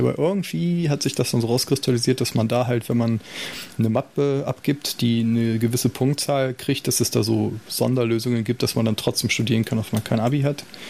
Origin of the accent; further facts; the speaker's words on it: Salzgitter, Lower Saxony, Germany; ich bin in Salzgitter groß geworden